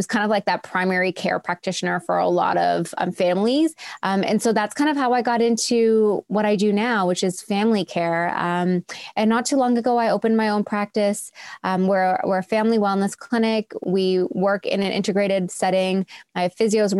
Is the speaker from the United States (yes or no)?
no; Toronto, Ontario, Canada; also born or lived in Australia; I'm born and raised in Toronto